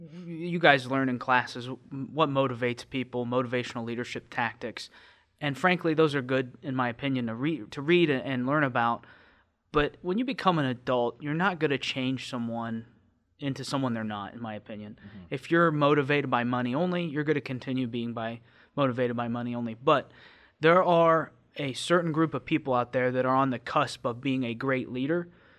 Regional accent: Tipton, United States; I'm from Tipton, just a tiny town up the road. I've left after high school to go to college, and immediately after graduating, I joined the military.

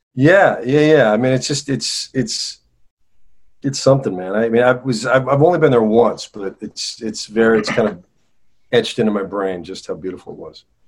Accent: northern New Jersey, United States; I grew up in New Jersey. I grew up in New Jersey, northern New oh, Jersey.

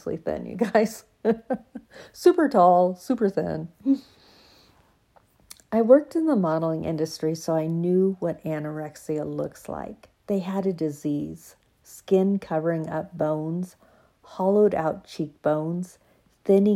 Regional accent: University of Oregon, United States; This was my hometown, and with family and friends right close and my church off campus just a few blocks away

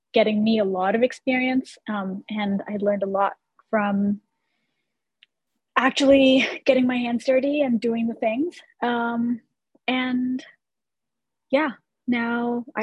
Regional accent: India; moved away as an adult; now in United States; I grew up in India and I lived there for the first 17 years of my life. And then I moved to the US by myself for college.

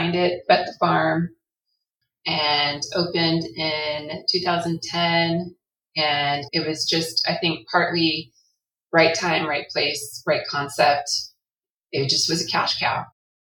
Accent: California, United States; I'm from California

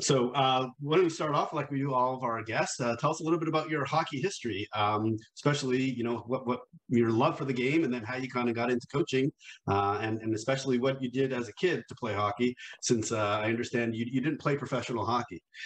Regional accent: near University of Vermont, United States; I grew up right near University of Vermont

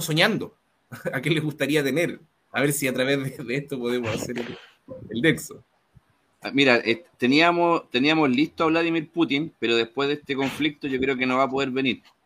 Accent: Chile; moved away as an adult; me fui de Chile

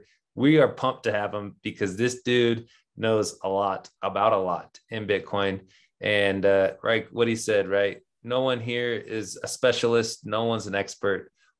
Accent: California, United States; I'm from California too, right?

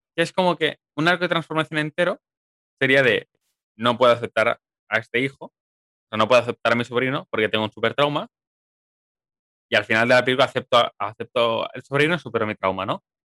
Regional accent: Viladecans, Catalonia, Spain; tú y yo somos de de Viladecana

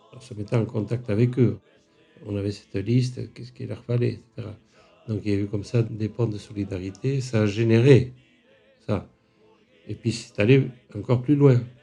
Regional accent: France; je suis né en France, mais euh, réfugié, une famille de réfugiés

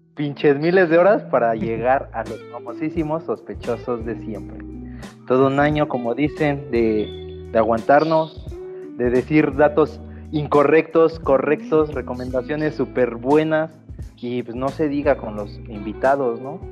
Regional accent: Mexico; Como buen mexicano

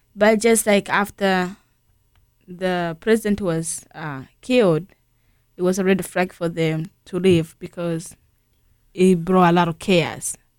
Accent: Tanzania; also born or lived in Burundi; now in St. Louis, United States; growing up in Tanzania

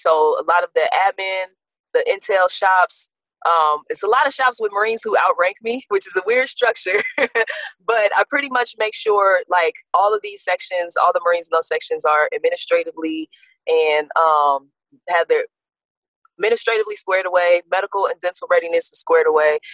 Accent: South Bend, Indiana, United States; also born or lived in Gary, Indiana; born in Gary, pretty much raised in South Bend

